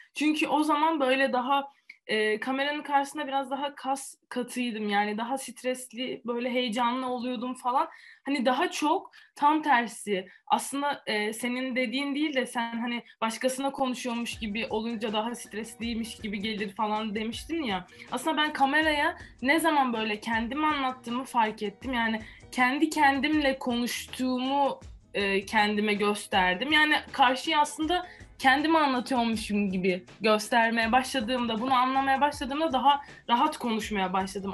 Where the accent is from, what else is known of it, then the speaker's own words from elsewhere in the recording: Antalya, Turkey; moved away as an adult; also born or lived in Italy; now in Poland; Antalya doğma büyüme Antalyalıyım